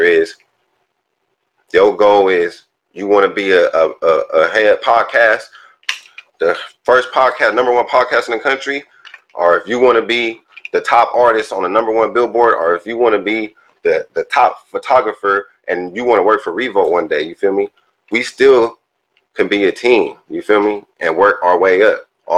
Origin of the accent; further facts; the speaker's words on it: Inland Empire, California, United States; also born or lived in South Central, Los Angeles; I was born in South Central, y'all. You know, raised in the Inland Empire